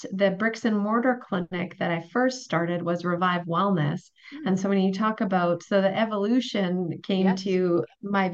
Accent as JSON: {"language": "English", "town": "Wembley", "region": "Alberta", "country": "Canada", "tie": "born or raised there", "also_born_or_lived": "Grande Prairie", "moved": "as an adult", "lives_now": "Edmonton, Canada", "said": "I was born in Edmonton, spent 2 years there, first 2 years of my life. My parents moved to Grand Prairie, and I grew up in a very small town called Wembley"}